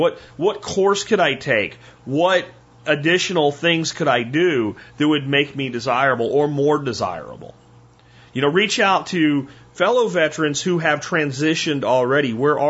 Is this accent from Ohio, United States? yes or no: no; Pennsylvania, United States; now in North Texas, United States; I decided that it was time to look beyond the small town where I grew up in Pennsylvania, and I came here to North Texas